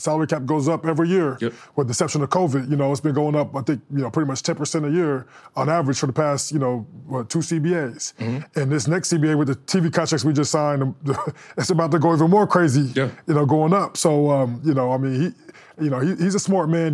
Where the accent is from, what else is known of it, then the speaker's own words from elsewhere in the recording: Denver, Colorado, United States; I grew up in Denver